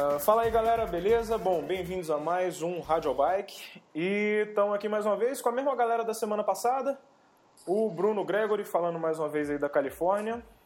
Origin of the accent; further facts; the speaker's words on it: Brasília, Federal District, Brazil; a gente é aqui de Brasília